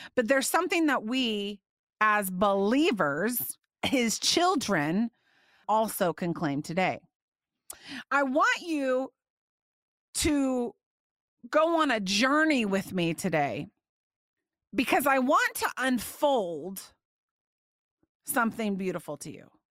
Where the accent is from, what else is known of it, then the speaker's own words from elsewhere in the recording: Indiana, United States; I used to go to the wigwam roller skating rink growing up in Indiana